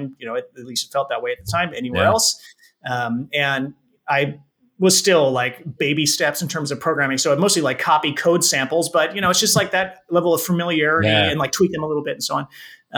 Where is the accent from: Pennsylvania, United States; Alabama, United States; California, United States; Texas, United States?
California, United States; San Francisco Bay Area; also born or lived in Japan; I grew up in the San Francisco Bay Area, which has been a hotbed of game development activity for many years here in California.